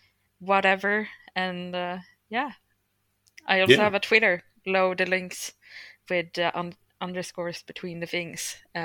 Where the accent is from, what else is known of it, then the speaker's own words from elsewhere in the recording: Sweden; my pronouns are they, them, I'm from Sweden